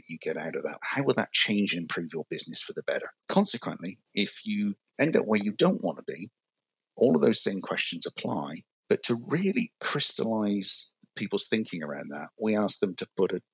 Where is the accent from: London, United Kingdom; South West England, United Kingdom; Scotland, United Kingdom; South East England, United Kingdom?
South West England, United Kingdom; West Country; moved away as an adult; now in United States; grew up in the West Country, as it's known in the UK